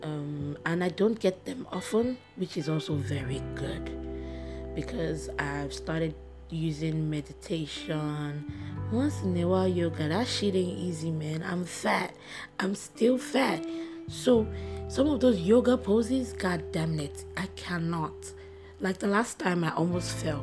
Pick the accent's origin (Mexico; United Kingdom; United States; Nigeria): Nigeria; I'm a Nigerian and I'm black and I'm proud